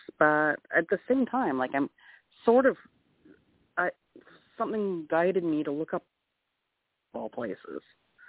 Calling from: Ontario, Canada; I'm calling from Canada.

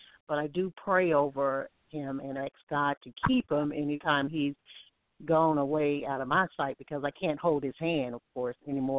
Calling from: Alabama, United States; This is …. I'm calling from Alabama.

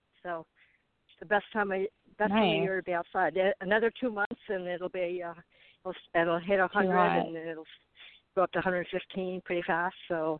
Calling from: Arizona, United States; I'm calling from Arizona.

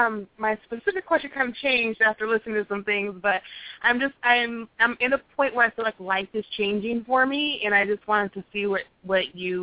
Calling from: Arizona, United States; I'm calling from Arizona.

